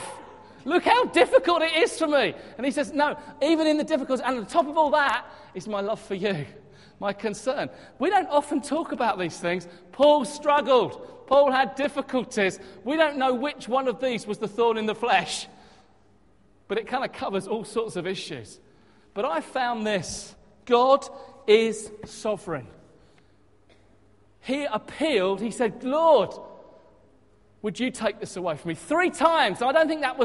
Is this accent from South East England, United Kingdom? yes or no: yes; Hastings, South East England, United Kingdom; moved away; my hometown of Hastings